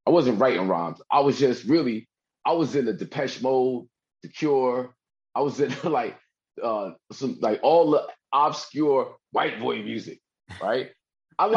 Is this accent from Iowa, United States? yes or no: no; New Jersey, United States; I'm from Jersey